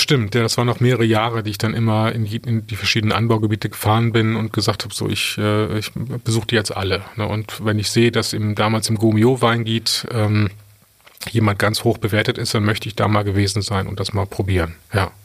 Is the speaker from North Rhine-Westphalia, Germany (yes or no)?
yes; Cologne, North Rhine-Westphalia, Germany; also born or lived in Adelaide, Australia; ich als Kölner